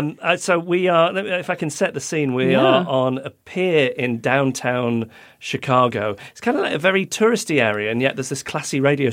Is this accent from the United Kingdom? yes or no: yes; United Kingdom; accent: British; because I'm British.